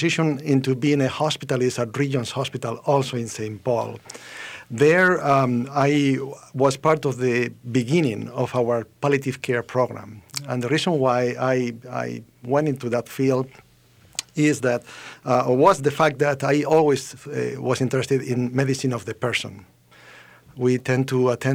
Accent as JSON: {"language": "English", "country": "Spain", "also_born_or_lived": "United Kingdom", "moved": "as an adult", "lives_now": "Minnesota, United States", "said": "I am original from Spain"}